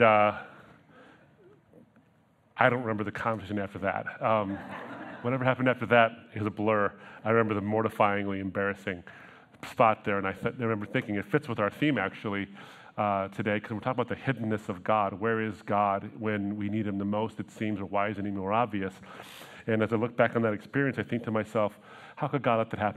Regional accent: Troy, Michigan, United States; We grew up in Troy

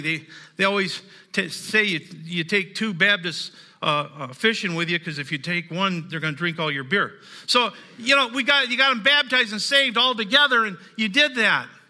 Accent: the South, United States; I'm from the South. I'm a hillbilly.

